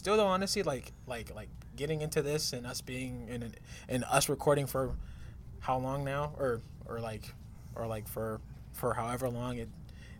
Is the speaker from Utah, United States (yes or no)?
no; Albuquerque, New Mexico, United States; Because I come from Albuquerque, New Mexico. It's a small town, but a big city, but there's just not much there to do.